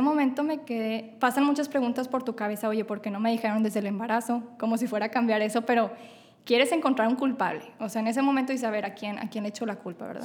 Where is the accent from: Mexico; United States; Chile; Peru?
Mexico; Monterrey, Nuevo León; soy de Monterrey, Nuevo León